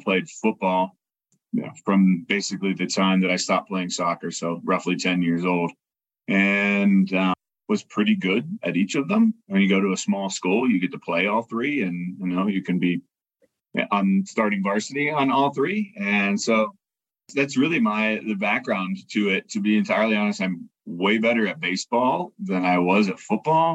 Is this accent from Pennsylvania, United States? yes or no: yes; Hawk Run, Pennsylvania, United States; moved away; Hawk Run, really proud to be from there